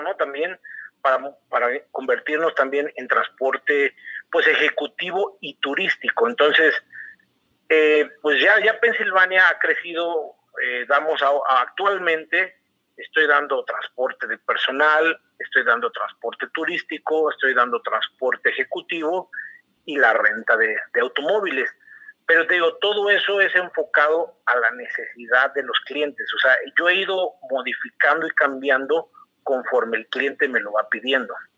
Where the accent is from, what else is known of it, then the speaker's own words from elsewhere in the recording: Querétaro, Mexico; moved away as an adult; also born or lived in Torreón; regresar a Querétaro, regresar a, casa, se puede decir